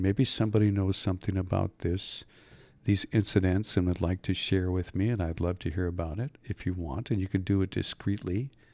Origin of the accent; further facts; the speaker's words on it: Upper Michigan, United States; moved away as an adult; also born or lived in Mississippi / Escanaba, Michigan; I was from Upper Michigan.